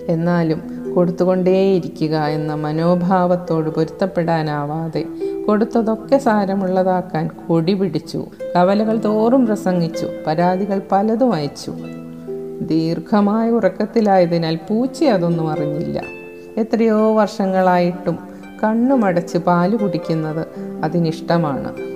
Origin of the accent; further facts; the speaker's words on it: Chembu, Kerala, India; ഞാൻ വൈക്കത്ത് ചെമ്പ് സ്വദേശിനിയാണ്